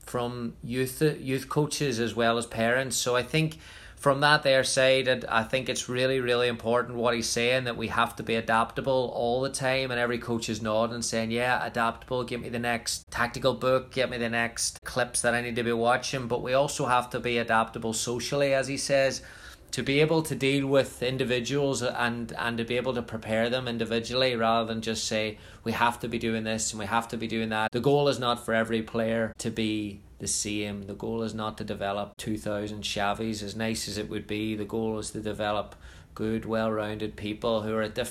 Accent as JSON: {"language": "English", "region": "Northern Ireland", "country": "United Kingdom", "moved": "as an adult", "said": "I'm from Northern Ireland. I haven't lived at home since 1999"}